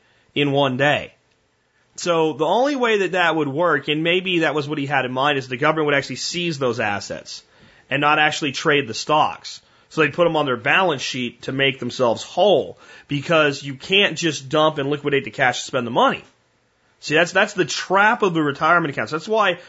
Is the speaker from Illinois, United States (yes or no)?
no; Texas, United States; as a Texan